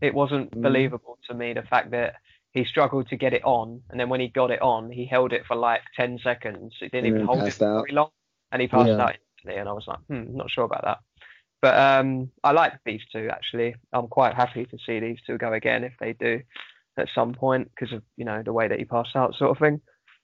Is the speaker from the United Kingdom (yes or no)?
yes; United Kingdom; I'm British.